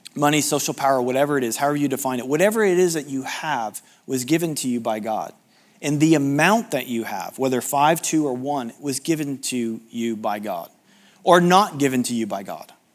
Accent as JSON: {"language": "English", "country": "United States", "said": "being American"}